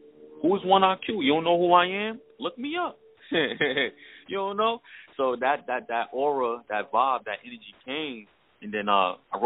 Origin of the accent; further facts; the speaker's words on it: New York City, New York, United States; also born or lived in Queensbridge, New York; now in Cape Coral, United States; I was born in Queensbridge, and then I moved to Brooklyn, Flatbush. I lived there for the rest of my time until I moved to Florida.